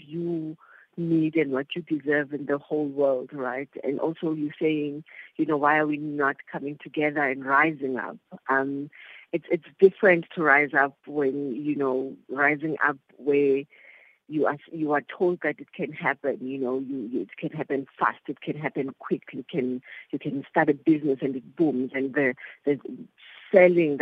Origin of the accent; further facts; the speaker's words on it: Soweto, Gauteng, South Africa; now in Langa, South Africa; I grew up in Soweto, I stay in Langa